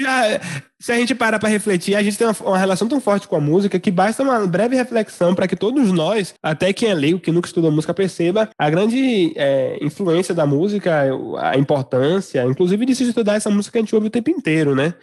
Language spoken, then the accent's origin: Portuguese; Salvador, Bahia, Brazil; Eu como baiano, soteropolitano, então falo principalmente de onde eu vivo